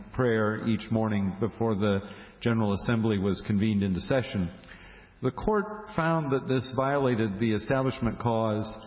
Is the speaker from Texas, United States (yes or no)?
no; Indiana, United States; my home state of Indiana